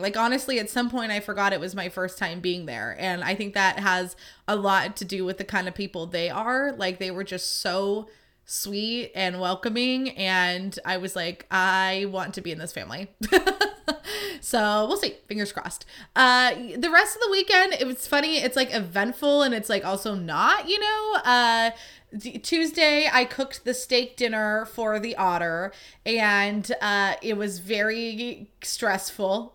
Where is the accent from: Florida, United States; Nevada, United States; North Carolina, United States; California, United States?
California, United States; Livermore; I grew up in Livermore